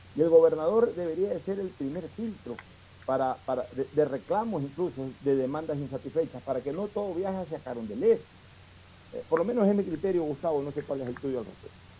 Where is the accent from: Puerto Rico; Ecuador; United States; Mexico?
Ecuador; Nosotros también somos ecuatorianos